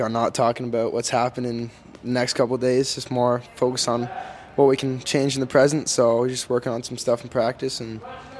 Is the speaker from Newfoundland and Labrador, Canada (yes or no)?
no; Bobcaygeon, Ontario, Canada; being from Bob Cajun